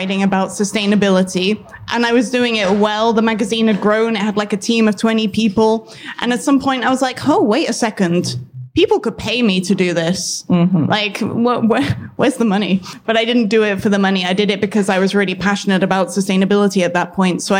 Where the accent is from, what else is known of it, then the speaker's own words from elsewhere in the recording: United Kingdom; also born or lived in London; In case you haven't guessed from my accent, I'm British.